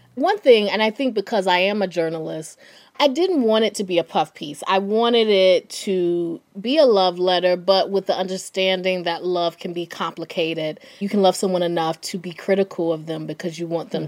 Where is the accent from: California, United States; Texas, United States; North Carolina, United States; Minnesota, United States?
North Carolina, United States; I'm from North Carolina